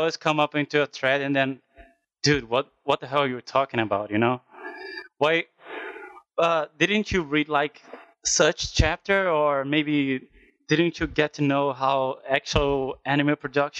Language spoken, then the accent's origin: English; Brazil; I'm from Brazil, so maybe that's why my accent is even harsher than both of them